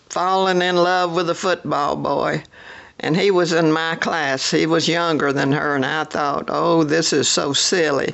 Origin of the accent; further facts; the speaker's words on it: Sand Mountain, Alabama, United States; also born or lived in Lindale, Georgia; We left and went to Sand Mountain, Alabama